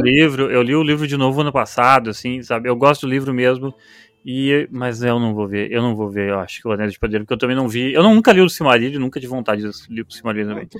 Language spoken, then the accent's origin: Portuguese; Brazil; a gente é brasileiro